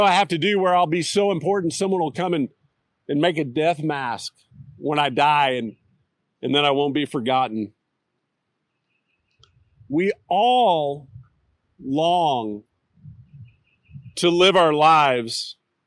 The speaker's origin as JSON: {"language": "English", "town": "Austin", "region": "Texas", "country": "United States", "tie": "born or raised there", "moved": "yes", "lives_now": "Fayetteville, United States", "said": "As a kid growing up in Austin"}